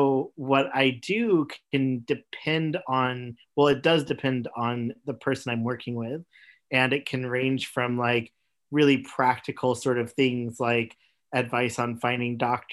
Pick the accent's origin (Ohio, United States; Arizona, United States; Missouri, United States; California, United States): Missouri, United States; also born or lived in Oklahoma; I grew up in Missouri and Oklahoma, and my family was very conservative Christian.